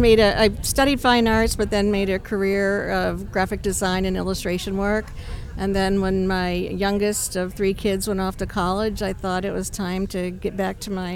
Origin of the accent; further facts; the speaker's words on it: Northeast Ohio, United States; I'm from Northeast Ohio.